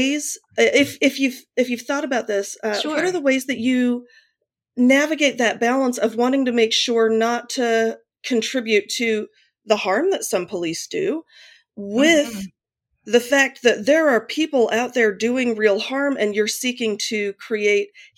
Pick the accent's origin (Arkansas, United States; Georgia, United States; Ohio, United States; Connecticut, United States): Ohio, United States; Akron; now in Oakland, United States; I grew up in Akron, Ohio